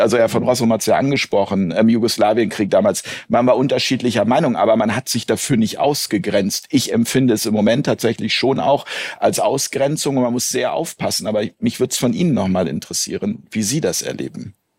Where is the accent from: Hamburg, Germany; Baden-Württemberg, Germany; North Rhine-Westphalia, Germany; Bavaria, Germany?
Hamburg, Germany; Wir sind heute in meiner Heimatstadt Hamburg